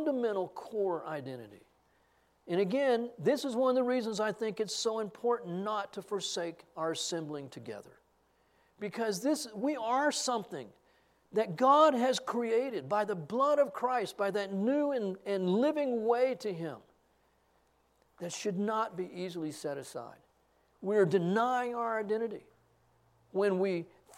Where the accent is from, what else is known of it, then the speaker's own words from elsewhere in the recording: Texas, United States; I'm a Texan